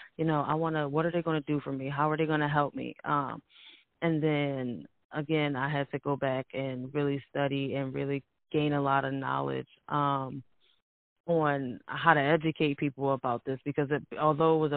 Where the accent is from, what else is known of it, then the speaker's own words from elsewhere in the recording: United States; we are here and we are Americans